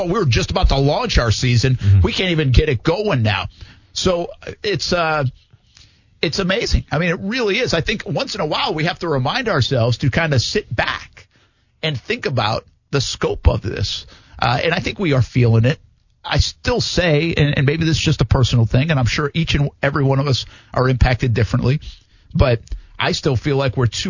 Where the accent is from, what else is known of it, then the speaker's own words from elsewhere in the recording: New England, United States; moved away; I grew up in New England